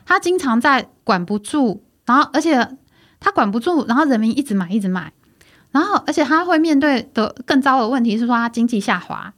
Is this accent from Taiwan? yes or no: yes; Taiwan; OK，我是台湾人嗯，我不是中国人